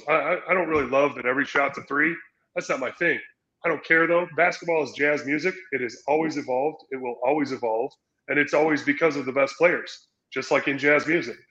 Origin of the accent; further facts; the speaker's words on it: San Diego, California, United States; also born or lived in Utah; growing up in San Diego